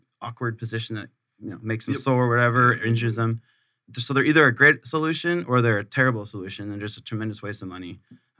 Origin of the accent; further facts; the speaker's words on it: Camp Pendleton, California, United States; So I was born on Camp Pendleton, California. My dad did 23 years in the Marines. Awesome. I grew up on Camp Pendleton.